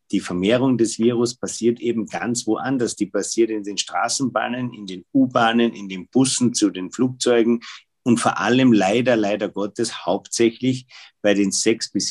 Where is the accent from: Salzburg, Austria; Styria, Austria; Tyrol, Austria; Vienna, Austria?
Tyrol, Austria; Gerade bei uns in Tirol, ich meine, das war ja die gesamte Wintersaison.